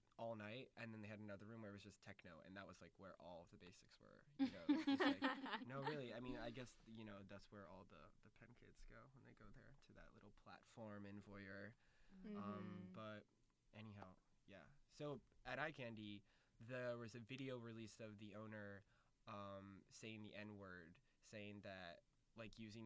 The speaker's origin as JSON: {"language": "English", "region": "South Carolina", "country": "United States", "moved": "as an adult", "lives_now": "Philadelphia, United States", "said": "I'm from South Carolina"}